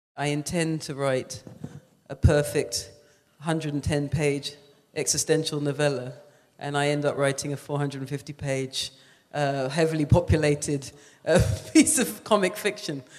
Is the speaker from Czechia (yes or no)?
no; England, United Kingdom; now in New York, United States; I grew up in England